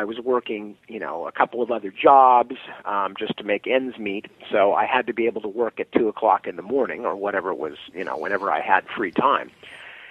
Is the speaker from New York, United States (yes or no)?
no; Palo Alto, California, United States; moved away as an adult; also born or lived in England; I come from Palo Alto, California, which is the Stanford University town